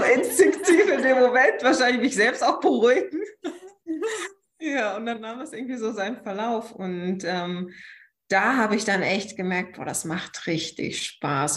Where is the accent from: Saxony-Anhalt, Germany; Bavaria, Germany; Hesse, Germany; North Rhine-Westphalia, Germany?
North Rhine-Westphalia, Germany; Münsterland; moved away as an adult; now in Berlin, Germany; ich komme ursprünglich aus dem Münsterland und bin vor, wie lange ist es her, vor mehr als sechs Jahren nach Berlin gezogen